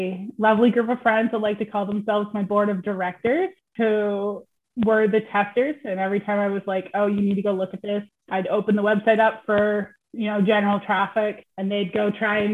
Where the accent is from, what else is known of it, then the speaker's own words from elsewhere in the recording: United States; As I'm American